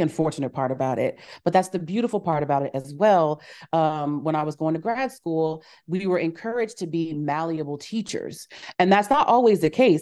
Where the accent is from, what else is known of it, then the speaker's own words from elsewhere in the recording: Kansas City, Missouri, United States; I was fourteen, growing up in Kansas City, Missouri